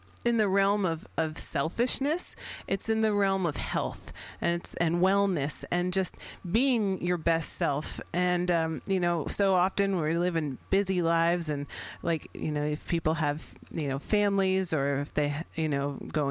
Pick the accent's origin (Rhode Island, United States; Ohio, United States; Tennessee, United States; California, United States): California, United States; San Francisco; I'm based here in San Francisco, which happens to be my hometown.